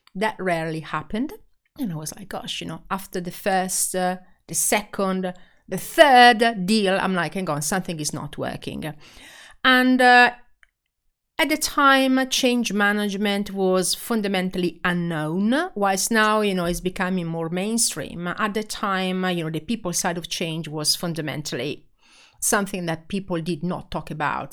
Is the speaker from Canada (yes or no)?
no; Italy; accent: Italian; English is a second language; I am Italian, as you can hear from my accent